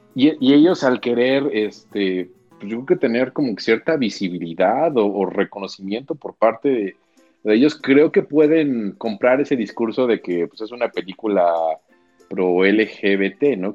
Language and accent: Spanish; a town in Guanajuato, Mexico; mi pueblo guanajuatense, en el que crecí de setenta mil habitantes